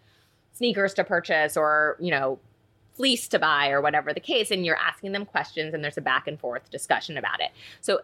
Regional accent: New York, United States; I'm from New York. I've lived here my whole life.

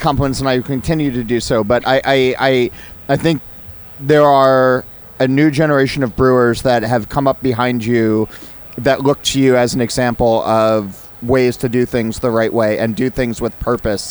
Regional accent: New Jersey, United States; living and, and growing up in New Jersey

